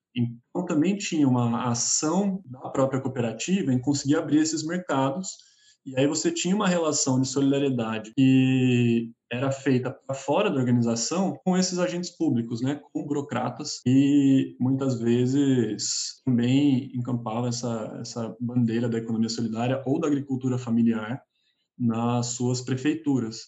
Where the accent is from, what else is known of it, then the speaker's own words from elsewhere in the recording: Brazil; moved away as an adult; now in São Paulo, Brazil; sou do interior, na verdade, não sou de São Paulo